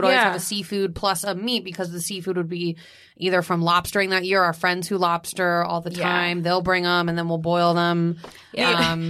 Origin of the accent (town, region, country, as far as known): Florida, United States; moved away